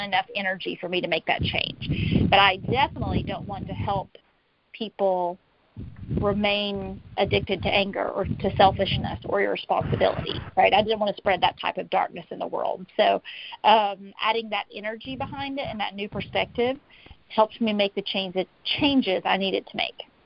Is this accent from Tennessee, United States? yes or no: yes; Tennessee, United States; I'm from Tennessee.